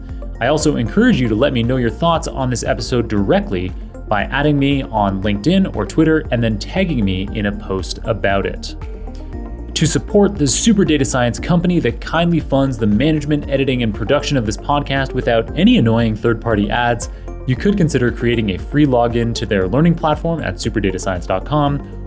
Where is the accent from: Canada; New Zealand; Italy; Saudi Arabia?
Canada; So as a Canadian, I strongly support your choices here.